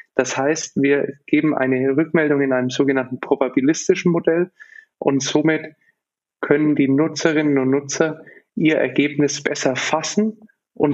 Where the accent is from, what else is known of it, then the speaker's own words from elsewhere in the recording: Nuremberg, Bavaria, Germany; ich bin aufgewachsen in Nürnberg